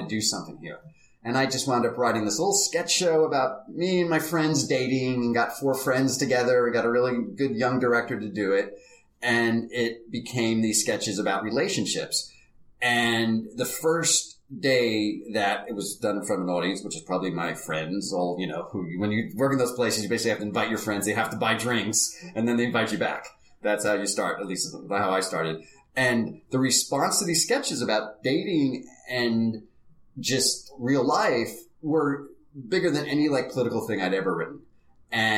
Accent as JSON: {"language": "English", "region": "New Jersey", "country": "United States", "tie": "born or raised there", "said": "I grew up in New Jersey"}